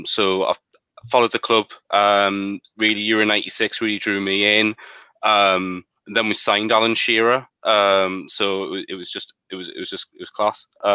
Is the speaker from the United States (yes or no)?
no; Newcastle upon Tyne, North East England, United Kingdom; So my parents were Southerners, moved up here. So I was born in Newcastle.